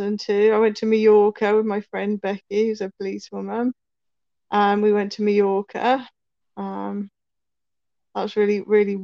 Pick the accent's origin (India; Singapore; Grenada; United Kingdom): United Kingdom; Norwich, East of England; moved away as an adult; also born or lived in Bangor, North Wales; I was born in Norwich, in Norfolk, which is in East Anglia. I lived there for 18 years, my mum, dad, and my two brothers